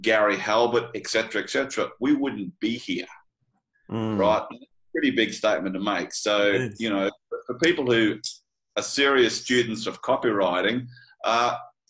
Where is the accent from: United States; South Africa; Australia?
Australia; me being the Australian